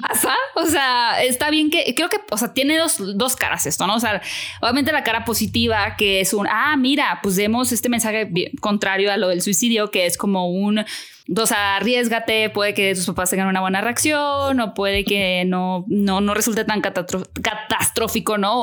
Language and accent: Spanish; Hermosillo, Sonora, Mexico; moved away as an adult; now in Mexico City, Mexico; yo vivo en Ciudad de México hace 11 años, pero soy de Hermosillo